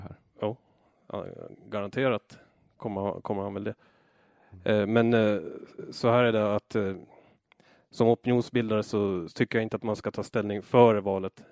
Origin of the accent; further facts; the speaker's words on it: Åland Islands; moved away as an adult; also born or lived in Föglö; now in Brazil; halva året så var jag hemma på Åland och arbetade